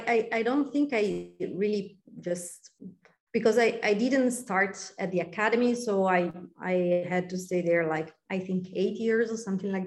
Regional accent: Milan, Lombardy, Italy; born or raised there; English is a second language

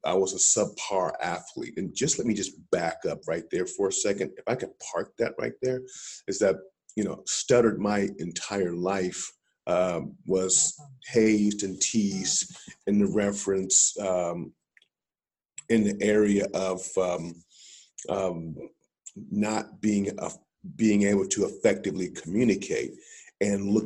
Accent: Columbus, Ohio, United States; I was born and raised in Columbus, Ohio

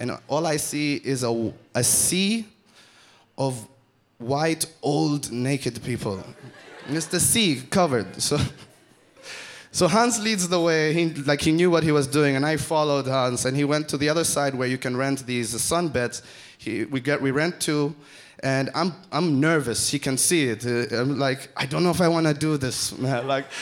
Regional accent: Oman; I'm from Oman

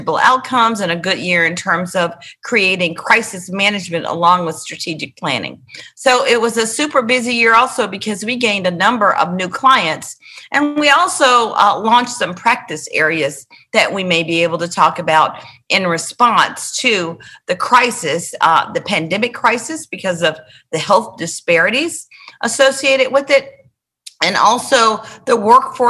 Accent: Memphis, Tennessee, United States; moved away as an adult; now in Nashville, United States; Worthington is the name of the street that I grew up on in Memphis

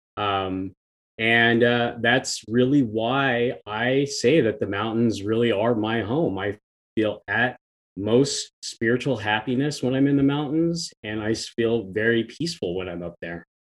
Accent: Kansas, United States; growing up in Kansas

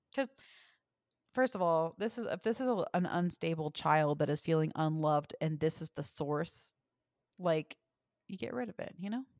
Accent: the South, United States; accent: southern; I'm from the South

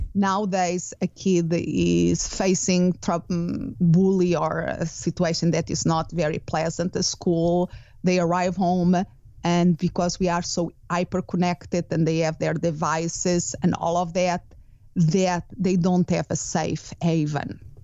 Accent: Portugal; English is a second language; moved away as an adult; also born or lived in United Kingdom / Spain; now in Phoenix, United States; Originally, I'm from Portugal

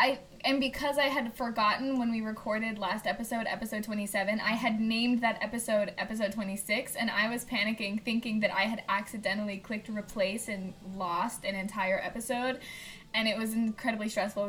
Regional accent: Indianapolis, Indiana, United States; moved away; I'm from Indianapolis

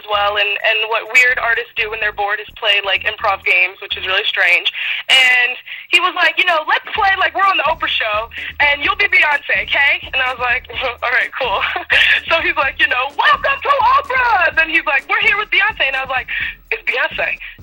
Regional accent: United States

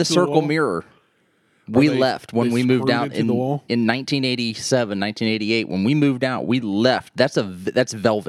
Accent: East Liverpool, Ohio, United States; in East Liverpool, and that's Gilson Avenue. So I grew up on Gilson Avenue. It's an old Cape Cod

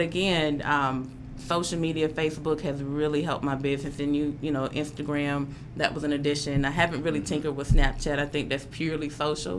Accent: Atlanta, Georgia, United States; moved away as an adult; now in Memphis, United States; Growing up in Atlanta

